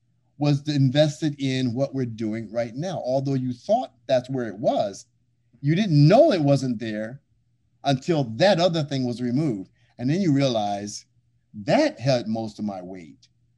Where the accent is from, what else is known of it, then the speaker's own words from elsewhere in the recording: Kenya; I mean, I'm from Kenya.